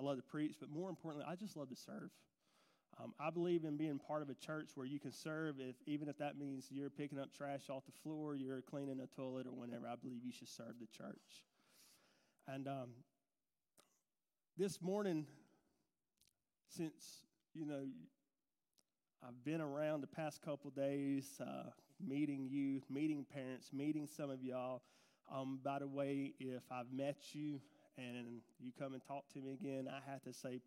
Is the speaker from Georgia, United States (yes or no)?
yes; Gordon, Georgia, United States; we come from Gordon. I grew up, we both grew up in Gordon First Baptist Church